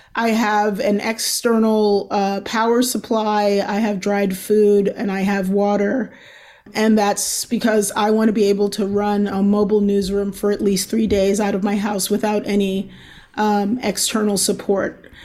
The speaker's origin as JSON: {"language": "English", "town": "Baltimore", "region": "Maryland", "country": "United States", "said": "I'm from Baltimore"}